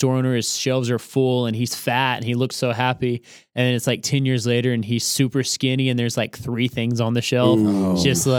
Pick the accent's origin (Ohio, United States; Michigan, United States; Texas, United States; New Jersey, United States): Texas, United States; Odessa; Odessa, Texas.